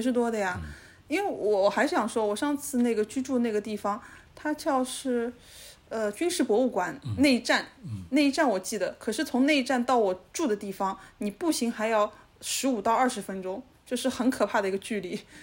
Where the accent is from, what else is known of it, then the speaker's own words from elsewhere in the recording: Shanghai, China; 我们上海人的思维